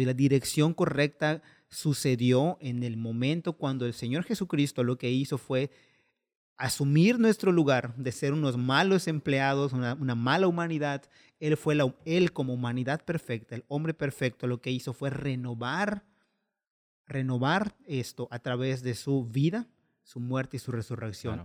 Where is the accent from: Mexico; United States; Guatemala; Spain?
Mexico; como mal mexicano